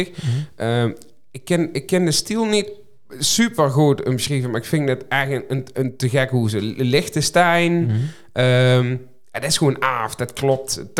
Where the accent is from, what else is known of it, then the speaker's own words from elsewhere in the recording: Capelle aan den IJssel, South Holland, Netherlands; born there; Ehm, en ik, ik ben in Kapel geboren, maar dat, dat hoorde ik niet helpen zeggen